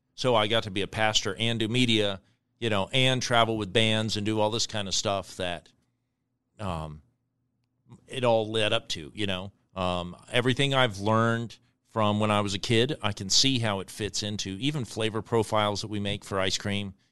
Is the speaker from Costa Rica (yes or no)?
yes; Costa Rica; now in Omaha, United States; We grew up in Costa Rica